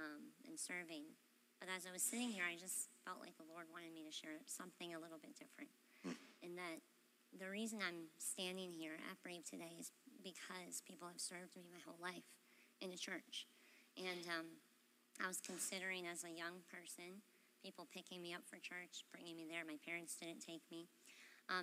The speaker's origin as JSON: {"language": "English", "region": "Florida", "country": "United States", "also_born_or_lived": "Massachusetts", "said": "So we moved from Massachusetts back home to Florida, and because I had been such a strong part of the body, when we came back here to Florida, we took about 2 years looking for a church home."}